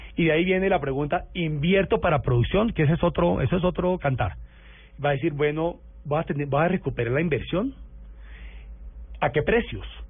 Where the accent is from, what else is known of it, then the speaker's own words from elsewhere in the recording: Cali, Valle del Cauca, Colombia; quiero mucho mi tierra